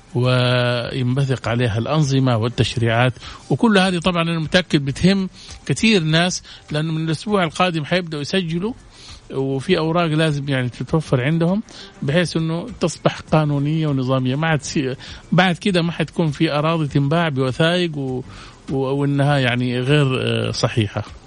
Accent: Saudi Arabia; عندنا في السعوديه

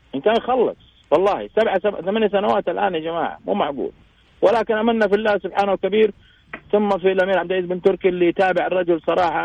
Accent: Saudi Arabia; إحنا كسعوديين

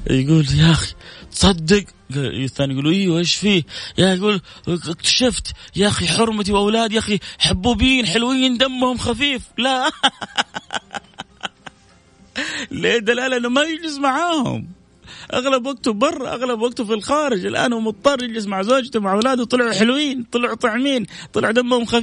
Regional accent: Palestine; now in Riyadh, Saudi Arabia; السلام عليكم ورحمه الله وبركاته مساء الورد يا ورد … من فلسطين من الرياض الان في الدوام

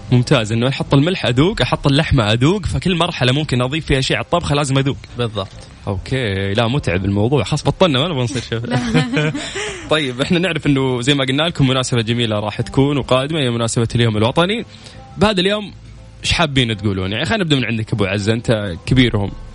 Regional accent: Saudi Arabia; انا كشاب سعودي

